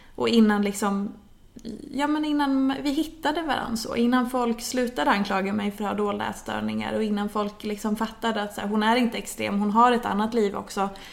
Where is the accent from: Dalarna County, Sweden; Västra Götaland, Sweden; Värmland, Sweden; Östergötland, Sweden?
Dalarna County, Sweden; Hedemora; moved away as an adult; now in Stockholm, Sweden; jag kommer från Dalarna från början, i en liten stad som heter Hedemora. Eh, är uppvuxen där, flyttade därifrån när jag var efter studenten